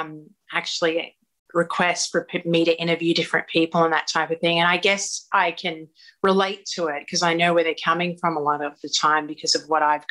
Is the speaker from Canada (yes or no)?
no; Australia; moved away as an adult; now in Los Angeles, United States